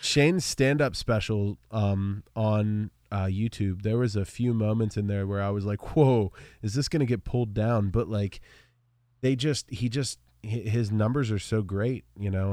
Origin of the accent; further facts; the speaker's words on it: Altoona, Pennsylvania, United States; I'm from Altoona